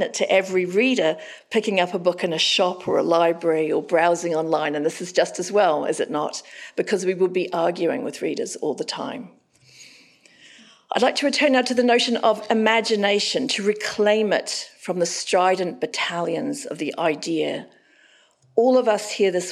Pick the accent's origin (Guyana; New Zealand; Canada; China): New Zealand; Auckland; moved away; Now I'm living back in Auckland, my hometown.